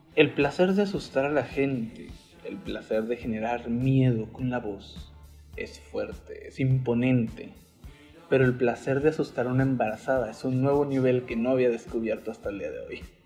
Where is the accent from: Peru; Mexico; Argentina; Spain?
Mexico; como mexicano